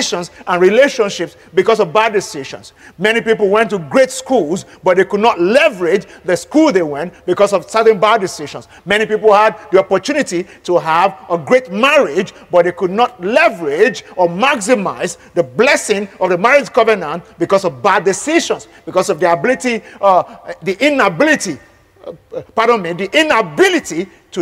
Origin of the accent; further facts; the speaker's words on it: Nigeria; As a Nigerian